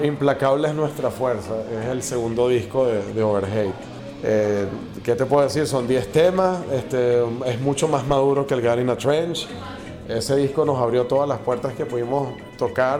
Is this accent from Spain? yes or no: no; Venezuela; nosotros somos venezolanos